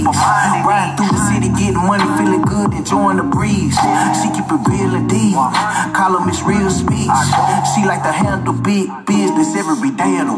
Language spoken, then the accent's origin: English; Southern California, United States; I'm from Southern California